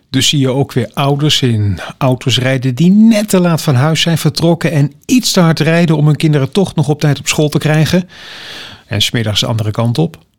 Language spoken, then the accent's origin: Dutch; Wemeldingen, Zeeland, Netherlands; Zelf fietste ik altijd van Wemeldingen naar Goes.